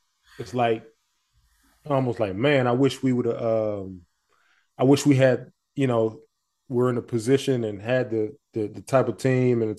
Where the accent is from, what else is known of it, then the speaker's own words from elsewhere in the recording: Montgomery, Alabama, United States; moved away; I'm from Montgomery, Alabama.